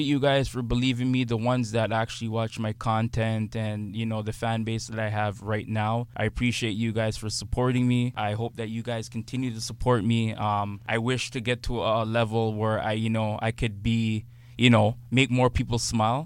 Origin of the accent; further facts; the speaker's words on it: Toronto, Ontario, Canada; not your usual kid growing up in Scarborough